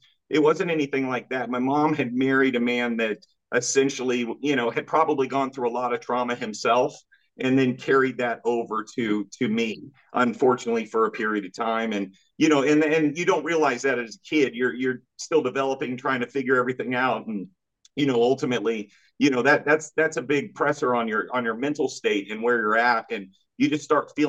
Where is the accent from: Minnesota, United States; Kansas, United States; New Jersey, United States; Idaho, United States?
Kansas, United States; I'm from Kansas, small state, small town.